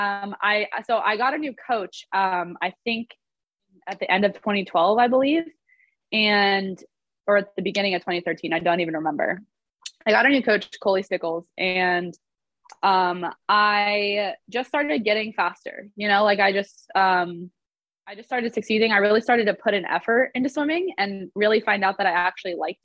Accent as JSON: {"language": "English", "town": "Sacramento", "region": "California", "country": "United States", "tie": "born or raised there", "said": "So I lived in Sacramento in Northern California. Like growing up, I was born in SoCal, moved to NorCal when I was about 6."}